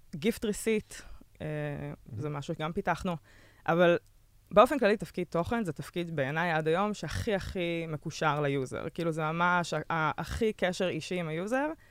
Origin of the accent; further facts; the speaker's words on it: Israel; moved away as an adult; also born or lived in Berlin, Germany; חזרתי מרילוקיישן בברלין